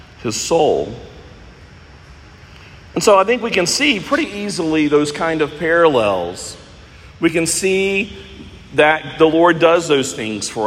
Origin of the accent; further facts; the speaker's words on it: United States; being an American where we have so many riches